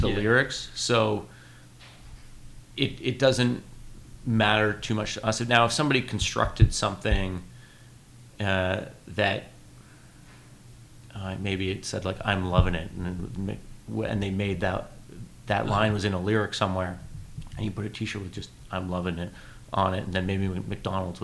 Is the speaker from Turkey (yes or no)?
no; Canada; we're Canadian